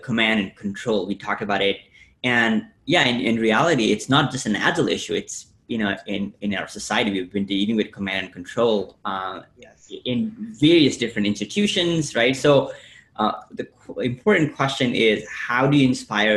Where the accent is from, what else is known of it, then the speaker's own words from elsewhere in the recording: Nepal; moved away; I grew up in Nepal